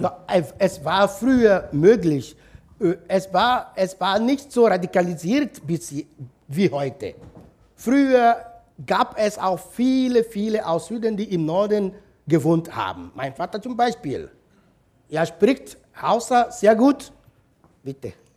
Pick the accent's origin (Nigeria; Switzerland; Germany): Nigeria; South East; German is a second language; moved away as an adult; Das ist meine Heimat, mein Heimatdorf